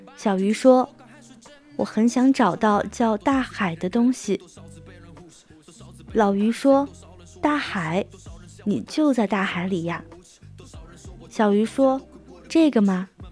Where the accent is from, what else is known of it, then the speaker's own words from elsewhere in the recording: China; 我们中国人喜欢吃火锅